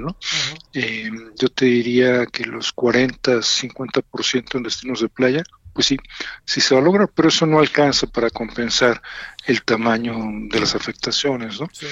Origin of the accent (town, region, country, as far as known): Mexico